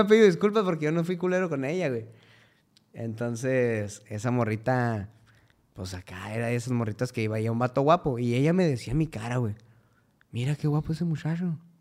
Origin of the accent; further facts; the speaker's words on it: Cuauhtémoc, Chihuahua, Mexico; moved away; Vengo de Cuauhtémoc, Chihuahua